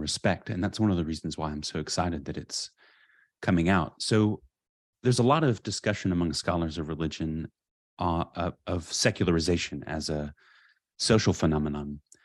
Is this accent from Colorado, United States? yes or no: no; California, United States; I grew up in California, in a suburb